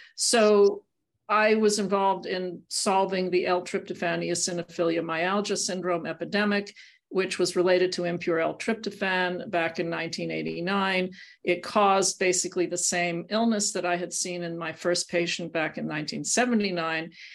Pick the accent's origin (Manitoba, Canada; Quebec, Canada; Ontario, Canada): Quebec, Canada; Montreal; I grew up in Montreal